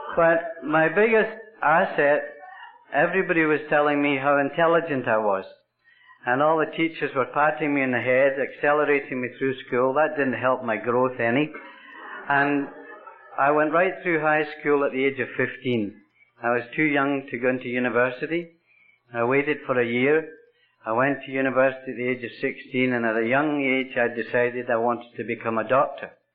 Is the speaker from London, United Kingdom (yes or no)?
no; Scotland, United Kingdom; now in Canada; I was born in Scotland, and I'm half Irish and I'm half Scots.